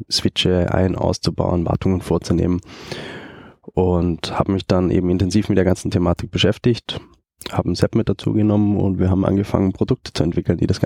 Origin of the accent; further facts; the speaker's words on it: Germany; moved away as an adult; now in Austria; ähm, komme eigentlich aus Deutschland, bin arbeitstechnisch äh, 2009 mal nach Österreich gekommen